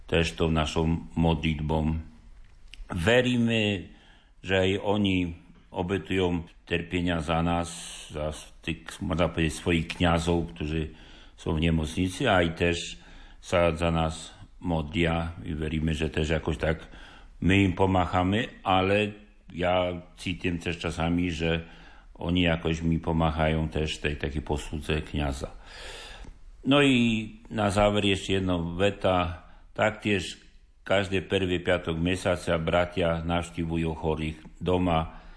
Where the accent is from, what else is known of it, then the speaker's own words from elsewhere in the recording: Poland; Slovak is a second language; now in Levoča, Slovakia; pacienti spoznajú, že som Poliak.